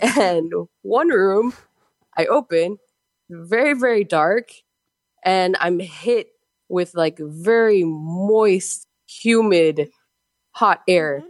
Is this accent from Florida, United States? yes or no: yes; Miami, Florida, United States; now in Peru; I'm from Miami.